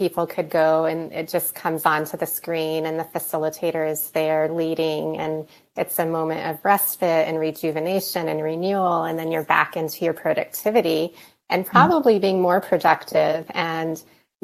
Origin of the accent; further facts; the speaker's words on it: Arizona, United States; now in Denver, United States; I live here in Denver, Colorado. I grew up in Arizona